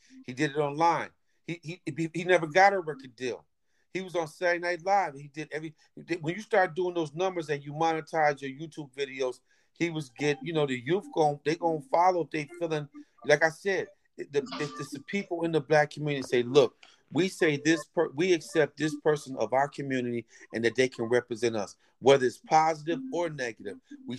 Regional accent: Detroit, Michigan, United States; born there; I was born in Detroit around the whole Motown thing.

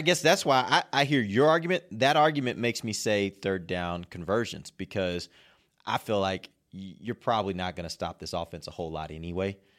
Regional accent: Houston, Texas, United States; born or raised there; moved away

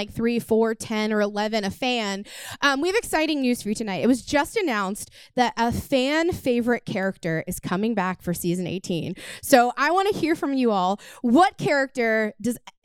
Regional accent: Oklahoma, United States; As a child growing up in Oklahoma

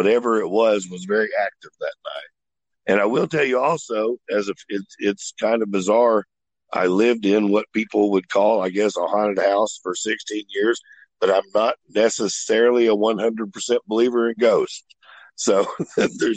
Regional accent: Oklahoma City, Oklahoma, United States; also born or lived in Moore, Oklahoma; I grew up in Oklahoma City, went to Moore schools my whole life.

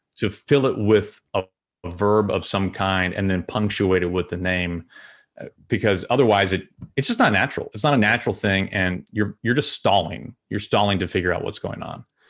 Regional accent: St. Louis, Missouri, United States; moved away as an adult; my hometown teams in Saint Louis

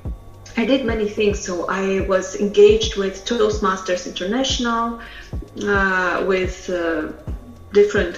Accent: Russia; English is a second language; moved away as an adult; also born or lived in Poland; Polish is not my first language because originally I am from Russia, and I moved to Poland after some time knowing Russian and English

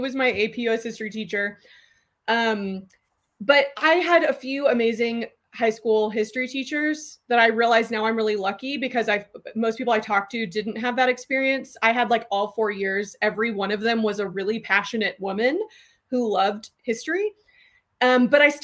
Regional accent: Austin, Texas, United States; also born or lived in North Carolina; I grew up in Austin.

